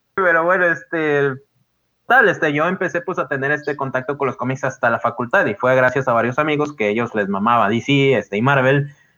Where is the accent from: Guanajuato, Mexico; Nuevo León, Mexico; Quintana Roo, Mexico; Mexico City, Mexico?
Nuevo León, Mexico; Guadalupe; no soy de Monterrey, soy de Guadalupe